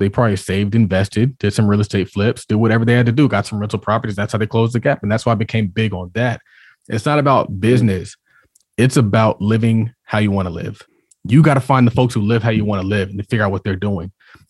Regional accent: Harlem, New York, United States; I'm from Harlem.

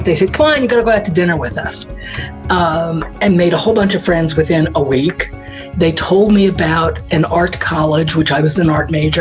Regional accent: New York City, New York, United States; I grew up in Manhattan and had all the benefits of being in the city.

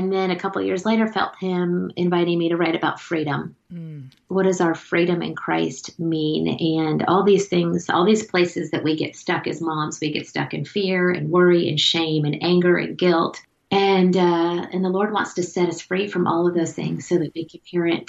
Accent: South Florida, United States; moved away as an adult; also born or lived in Auburn, Alabama; now in Connecticut, United States; I grew up in South Florida

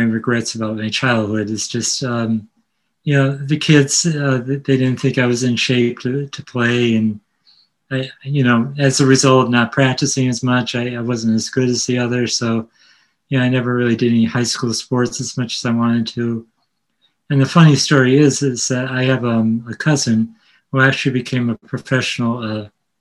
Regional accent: Connecticut, United States; also born or lived in Brooklyn, New York; I'm from Connecticut, a suburban area

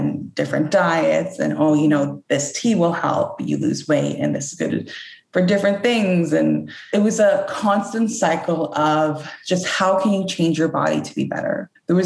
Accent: Canada; I was born and raised in Canada

